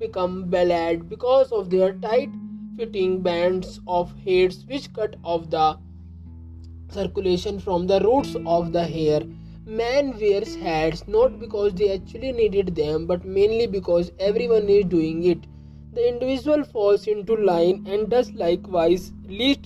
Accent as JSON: {"language": "English", "country": "India", "said": "I am from India"}